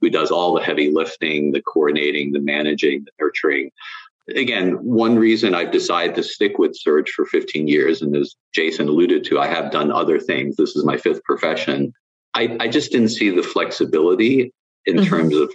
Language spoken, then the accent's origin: English; New York City, New York, United States; moved away as an adult; also born or lived in London, United Kingdom; now in Northern Virginia, United States; I'm from New York City originally